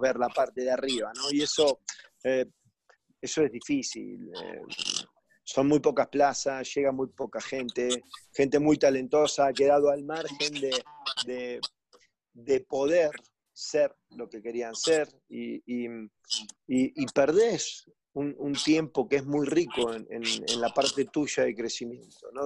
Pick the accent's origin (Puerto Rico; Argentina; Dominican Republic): Argentina; now in Mexico; digo que Argentina es mi patria y México es mi casa